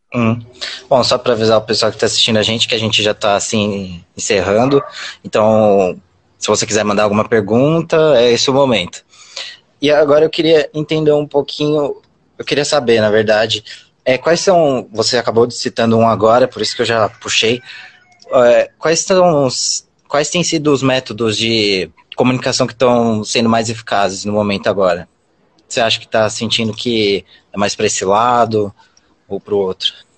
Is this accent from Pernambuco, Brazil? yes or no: no; Mogi das Cruzes, São Paulo, Brazil; eu sou aqui de Mogi das Cruzes